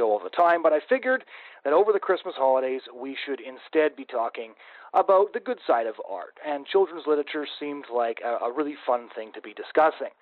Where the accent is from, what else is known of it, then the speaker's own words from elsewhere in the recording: Canada; as a Canadian kid